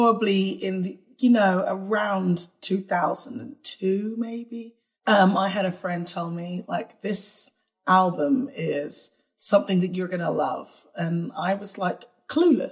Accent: United Kingdom; in the UK, where, as you could tell by my accent, I was born

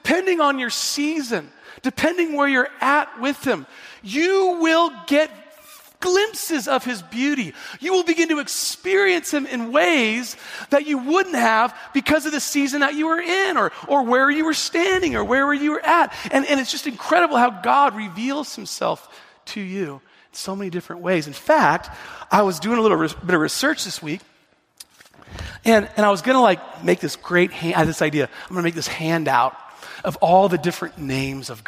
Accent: the Northwest, Pacific Northwest, United States; I'm from the Northwest

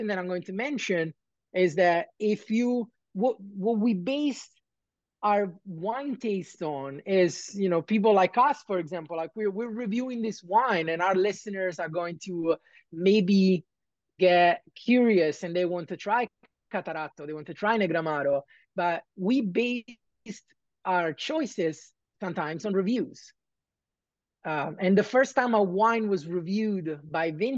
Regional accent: Naples, Campania, Italy; I was born and raised in Naples

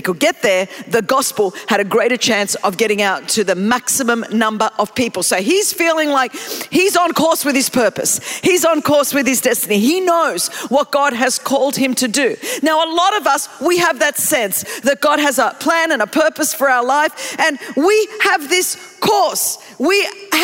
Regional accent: Greece; I'm from Greece

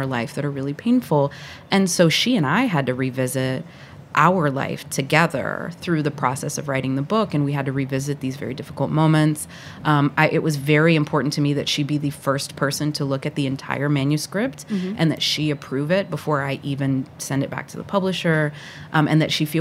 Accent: the South, United States; born or raised there; also born or lived in Puerto Rico / Atlanta, Georgia; now in New York City, United States

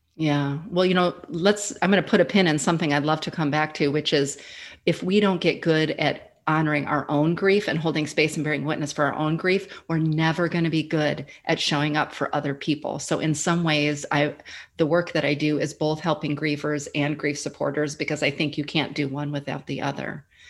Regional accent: Midwest, United States; moved away as an adult; now in Austin, United States; I'm originally from the Midwest, but I've been calling Austin, Texas, home for the last seven years

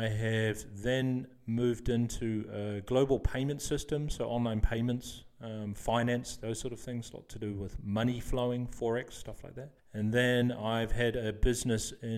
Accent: New Zealand; moved away as an adult; also born or lived in Sydney, Australia; now in Netherlands; I'm from New Zealand. I've been living in the Netherlands now for 17 years

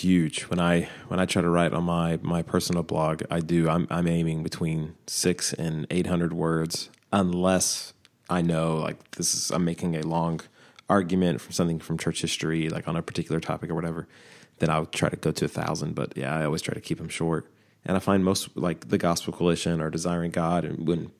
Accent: Texas, United States; I'm also Texan

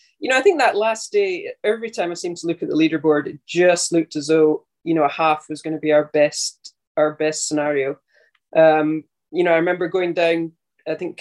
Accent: North Berwick, Scotland, United Kingdom; I grew up and still live in North Berwick, which is just, 5 minutes along the road from Muirfield

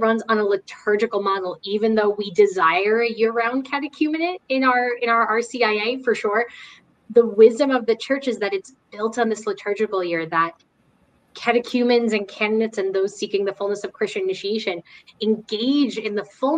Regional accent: New Jersey, United States; I'm from New Jersey

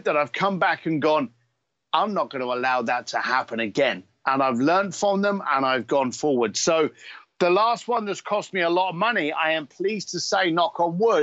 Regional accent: London, United Kingdom; I am an Irish whiskey drinking biker from East London

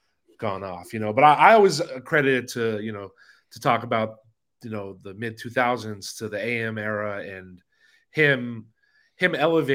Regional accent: Los Angeles, California, United States; I'm born and raised in LA.

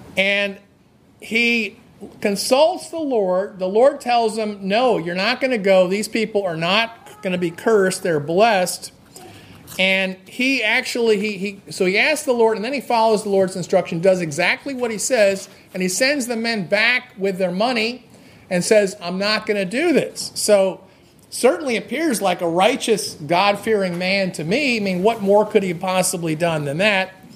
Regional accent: New Jersey, United States; I grew up in New Jersey.

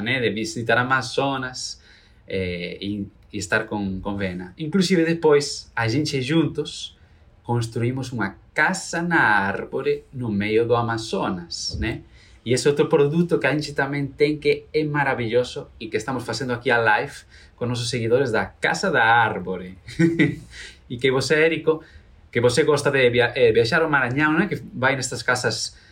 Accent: Galicia, Spain; Portuguese is a second language; moved away as an adult; now in Brazil; Sou de Galícia, né? É, da Galícia, onde está o Caminho de Santiago, né? Famoso. Sou galego

